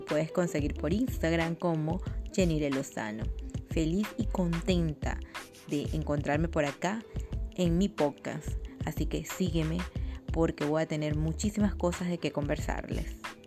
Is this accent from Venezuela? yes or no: yes; El Baúl, Cojedes, Venezuela; now in Valencia, Venezuela; Soy llanera, soy llanera del baúl Estado Cojedes y desde que vivo en Valencia